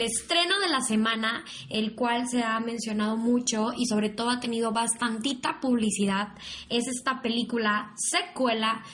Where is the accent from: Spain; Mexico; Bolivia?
Mexico; aquí en México